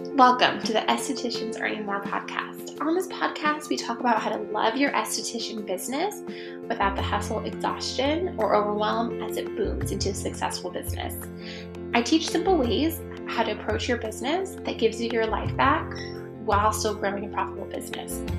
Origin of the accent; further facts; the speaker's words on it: Bay Area, California, United States; I grew up in the Bay Area